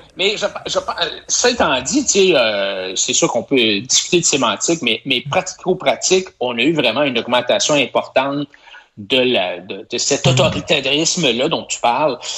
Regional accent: Quebec, Canada; je suis un Québécois plus laine

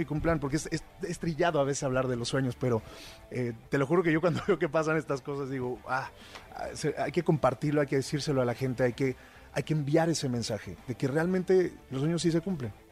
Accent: Mexico; como mexicano

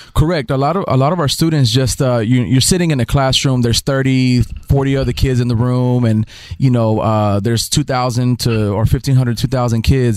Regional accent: Dallas, Texas, United States; moved away as an adult; also born or lived in Oklahoma; now in Houston, United States; I was raised in Dallas

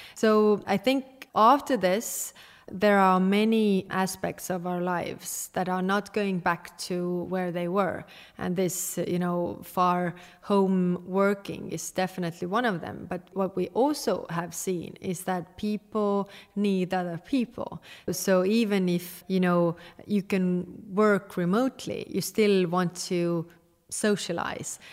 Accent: Estonia

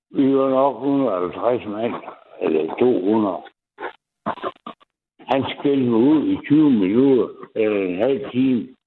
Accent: Jutland, Denmark; accent: Jutlandic; jeg snakker jysk.

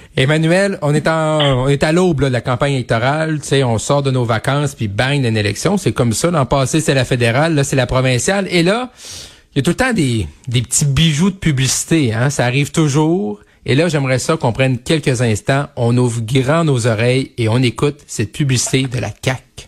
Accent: Quebec, Canada; un jeune bleuet comme moi du Saguenay-Lac-Saint-Jean

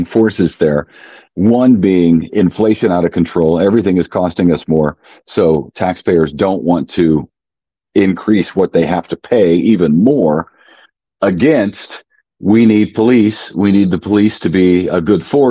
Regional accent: Collinsville, Illinois, United States; now in Springfield, United States; We're actually in my hometown, Collinsville, Illinois

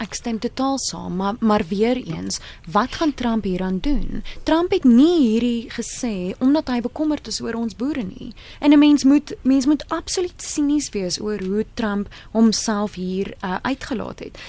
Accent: Free State, South Africa; Ek kom uit die Vrystaat uit

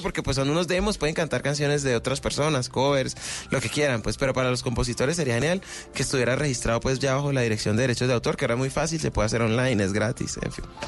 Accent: Cali, Valle del Cauca, Colombia; de Cali para el mundo

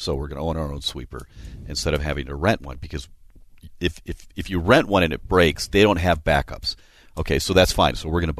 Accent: Minnesota, United States; we're from Minnesota, too.

